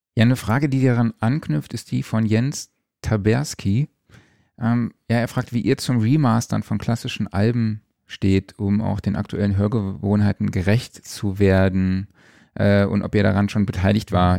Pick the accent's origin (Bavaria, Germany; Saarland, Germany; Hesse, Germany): Saarland, Germany; aus meiner Heimat, dem Saarland